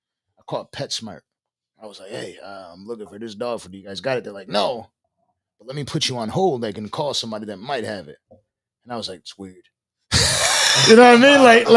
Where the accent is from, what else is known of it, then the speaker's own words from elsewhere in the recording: Buffalo, New York, United States; moved away; What I was saying is I came from Buffalo, New York. Everybody always had to press each other for no fucking reason. I moved to Virginia when I caught a case.